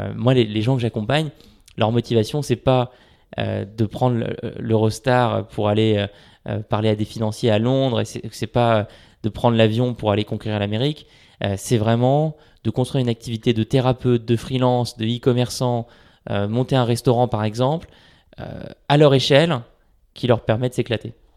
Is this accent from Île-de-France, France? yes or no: yes; Paris, Île-de-France, France; j'habite à Paris, je suis né à Paris et j'ai grandi à Paris